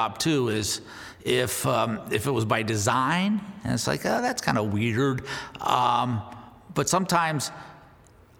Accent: Northern California, United States; I grew up in Northern California

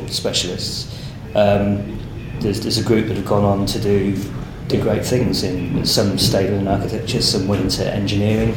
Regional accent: Rugby, West Midlands, United Kingdom; moved away as an adult; now in Sydney, Australia; I grew up in Rugby, which is a, a town in central England, um, home of the game

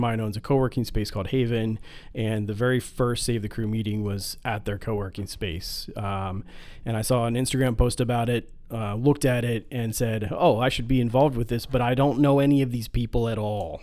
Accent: Midwest, United States; we're from the Midwest

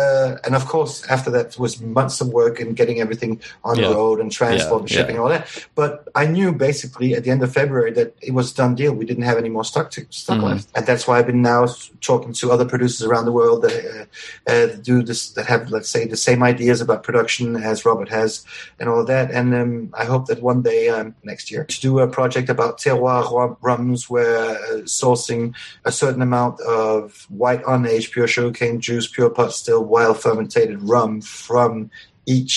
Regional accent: Mauritius; moved away; also born or lived in Venezuela; I grew up on Mauritius

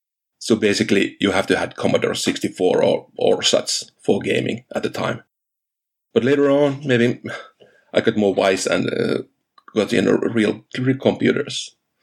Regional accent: Finland; I'm coming from Finland, and I'm a family man.

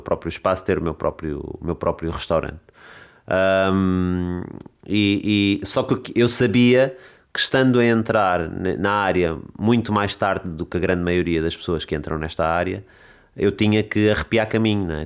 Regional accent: Lisbon, Portugal; moved away as an adult; also born or lived in Amadora / London; now in Alcácer do Sal, Portugal; Eu sou de Lisboa, uhum. um, nasci nasci e vivi os primeiros anos da minha vida ali na zona do Alto São João

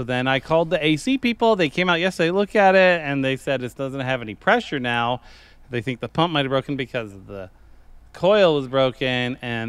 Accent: New York, United States; moved away; I grew up in New York

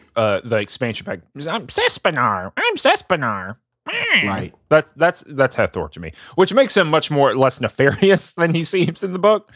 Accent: the South, United States; I'm from the South

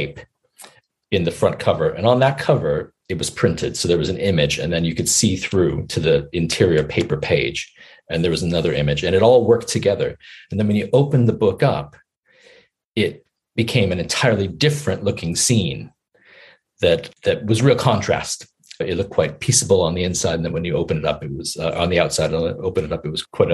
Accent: United States; now in United Kingdom; as an American

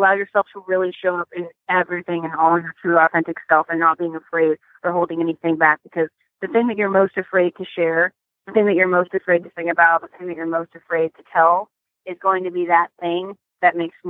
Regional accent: Sag Harbor, New York, United States; moved away; I'm actually here in New York. I was born out here in Sag Harbor.

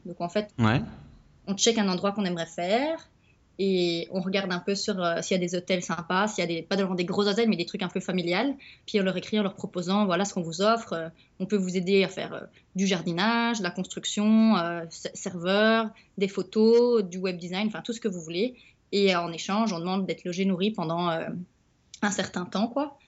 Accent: Belgium; moved away; je suis belge.

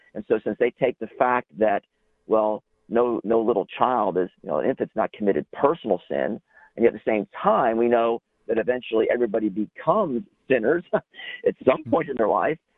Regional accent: South Florida, United States; moved away as an adult; also born or lived in Auburn, Alabama; now in Kentucky, United States; I grew up in South Florida

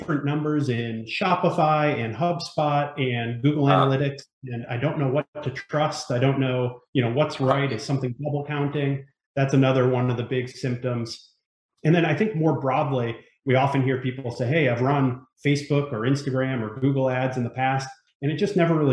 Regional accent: Northeast, United States; now in Ellicott City, United States; I'm from the Northeast originally

